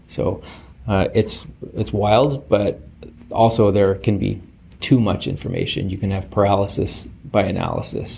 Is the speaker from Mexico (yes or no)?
no; Canada; be humble about being canadian